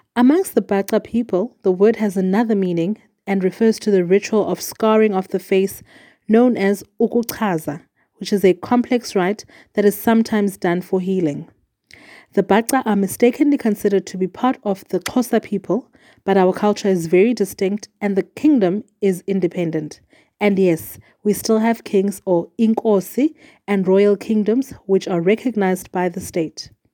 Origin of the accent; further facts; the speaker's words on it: former Transkei homeland, Eastern Cape, South Africa; first language Xhosa; English is a second language; the small towns of the former Transkei homeland, which is also where I grew up.